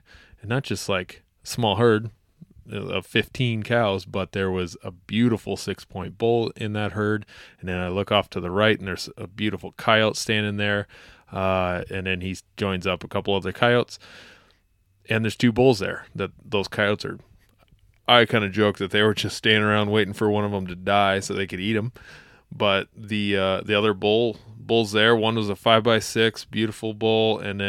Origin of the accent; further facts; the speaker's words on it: South Dakota, United States; This is my home state. I was born not far out of the Black Hills and love the area.